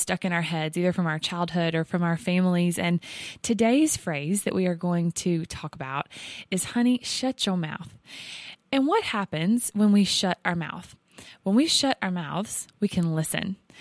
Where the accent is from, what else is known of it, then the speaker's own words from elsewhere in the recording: the South, United States; accent: Southern; we are from the South. I think by this point, you might hear it in our voice.